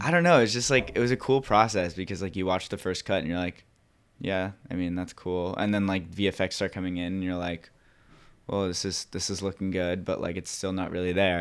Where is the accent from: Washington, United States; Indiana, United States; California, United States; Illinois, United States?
California, United States; Laguna Beach; I grew up in Laguna Beach